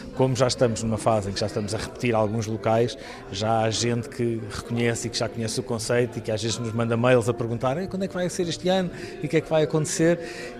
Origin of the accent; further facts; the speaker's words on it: Estremoz, Alentejo, Portugal; Estremoz, que é a minha terra, é onde eu estou a viver.